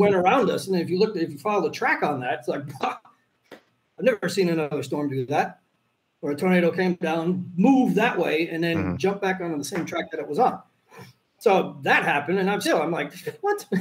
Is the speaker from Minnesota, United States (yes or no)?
yes; Robbinsdale, Minnesota, United States; I grew up in Robbinsdale, Minnesota